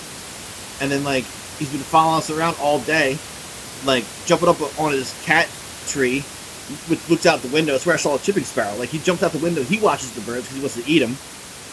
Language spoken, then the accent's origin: English; Philadelphia, Pennsylvania, United States; I grew up in Northeast Philly